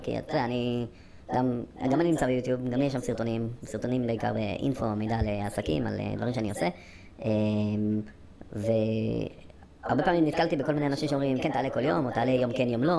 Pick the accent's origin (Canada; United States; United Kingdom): United Kingdom; England; now in Israel; אני גם גדלתי באנגליה